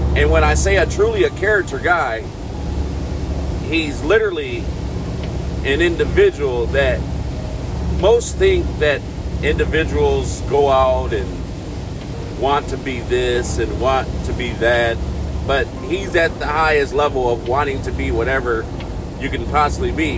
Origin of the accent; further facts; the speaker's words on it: Michigan, United States; being from back where my hometown there in Michigan